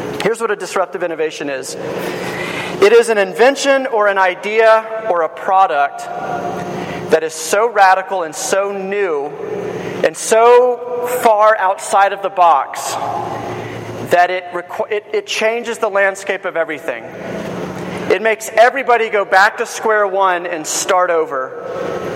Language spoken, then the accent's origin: English; Georgia, United States; I'm from Georgia